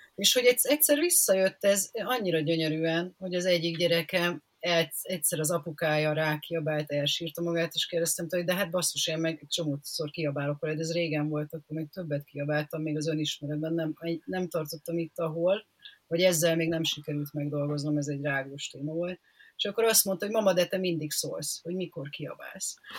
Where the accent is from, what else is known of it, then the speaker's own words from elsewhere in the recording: Szeged, Csongrád-Csanád, Hungary; now in Budapest, Hungary; amikor még én gyerek voltam, én Szegeden éltem